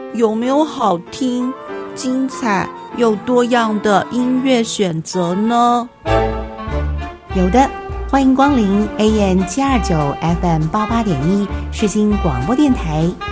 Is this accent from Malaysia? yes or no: yes; Malaysia; accent: Malaysian Mandarin; now in Taiwan; 我们马来西亚人跟台湾人讲话的时候呢，都会自动转成发音比较正统的中文腔调